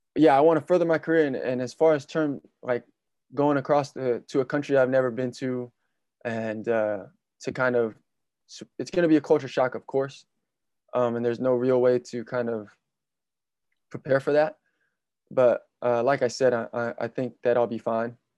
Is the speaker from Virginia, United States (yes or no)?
no; Vallejo, California, United States; I'm still in my hometown of Vallejo, California